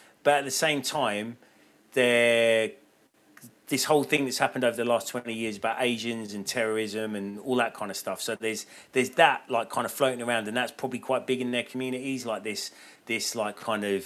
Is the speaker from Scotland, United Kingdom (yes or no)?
no; Watford, East of England, United Kingdom; I grew up in Watford in the 80s.